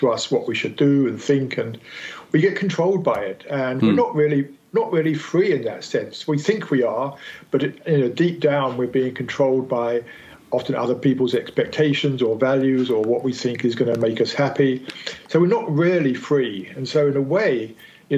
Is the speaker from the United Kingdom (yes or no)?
yes; United Kingdom; moved away as an adult; now in California, United States; I'm British, but I'm actually living in California at the moment